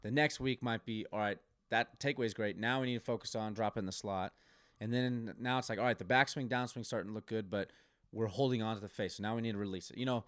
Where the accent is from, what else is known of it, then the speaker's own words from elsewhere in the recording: Colorado, United States; moved away as an adult; also born or lived in Oklahoma; growing up in Colorado